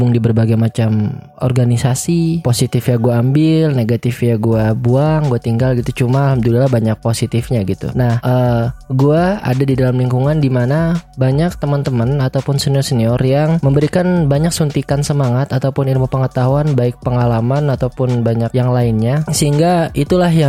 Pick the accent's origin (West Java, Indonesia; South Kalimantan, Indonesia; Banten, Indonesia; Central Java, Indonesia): South Kalimantan, Indonesia; Banjarbaru; now in Bandung, Indonesia; gue bukan orang Bandung asli. gue orang Banjarmasin, lebih tepatnya di Banjarbaru sebenarnya, provinsi Kalimantan Selatan. Gue berarti orang Banjar, suku gue suku Banjar.